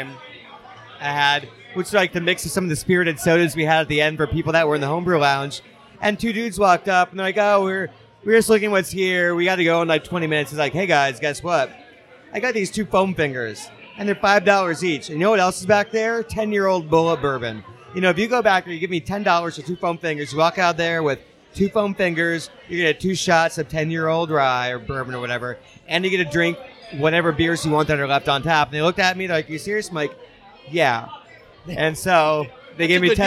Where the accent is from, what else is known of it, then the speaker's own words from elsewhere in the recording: Ohio, United States; I grew up in Ohio